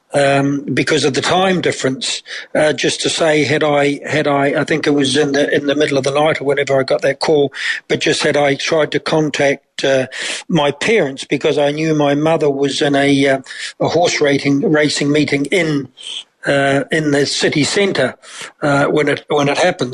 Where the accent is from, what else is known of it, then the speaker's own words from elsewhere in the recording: New Zealand; now in Ireland; growing up in New Zealand, uh, we'd always been accustomed to kind of some mild tremors.